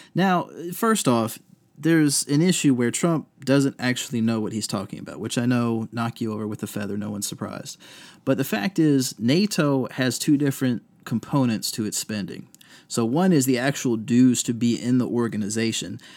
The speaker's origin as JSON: {"language": "English", "town": "Virginia Beach", "region": "Virginia", "country": "United States", "tie": "born or raised there", "also_born_or_lived": "Fredericksburg, Virginia", "moved": "yes", "lives_now": "Durham, United States", "said": "I grew up in Virginia Beach."}